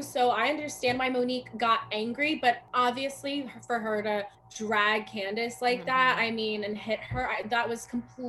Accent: New Jersey, United States; born or raised there; also born or lived in Brazil

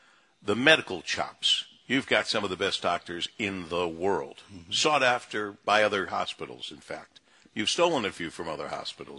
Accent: Monroe, Michigan, United States; now in Detroit, United States; Look, I grew up in Monroe. I love Monroe.

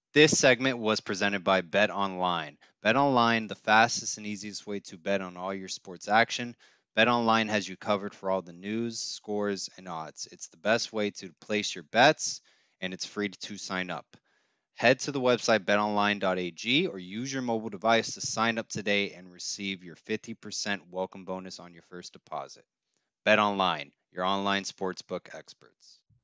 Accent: Coral Gables, Florida, United States; born and raised in Coral Gables, and I, I currently live in Coral Gables

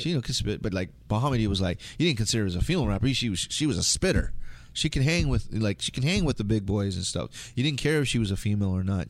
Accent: United States; I identify being Filipino 'cause, Filipino 'cause my parents are Filipino, even though I grew up in United States

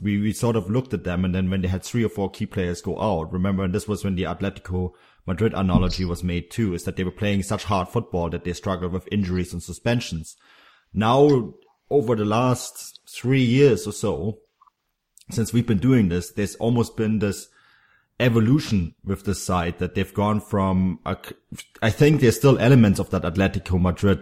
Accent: Munich, Bavaria, Germany; I grew up in Munich

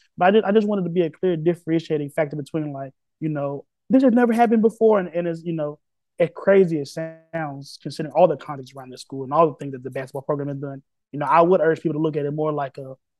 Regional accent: Tennessee, United States; moved away; also born or lived in upstate New York; my home state yet again in the Volunteer State

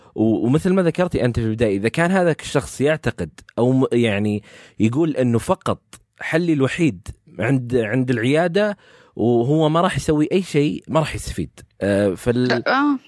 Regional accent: Saudi Arabia; عندنا في السعوديه

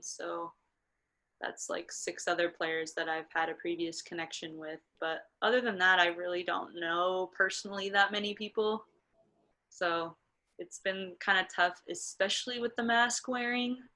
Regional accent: Nebraska, United States; also born or lived in Minnesota; I'm from Nebraska, so I've experienced the cold

